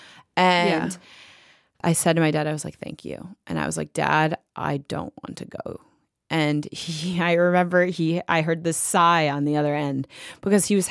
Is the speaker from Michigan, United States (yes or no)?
yes; Detroit, Michigan, United States; born or raised there; moved away as an adult; also born or lived in Los Angeles, California